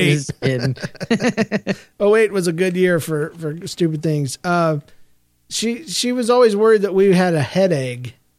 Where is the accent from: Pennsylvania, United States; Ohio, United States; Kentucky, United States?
Pennsylvania, United States; Philadelphia; I am from Philadelphia. I am in 8th grade now, and I attend a normal school.